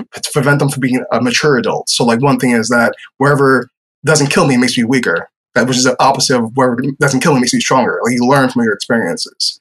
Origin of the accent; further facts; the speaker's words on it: New York City, New York, United States; now in Lakeland, Florida, United States; I'm from New York City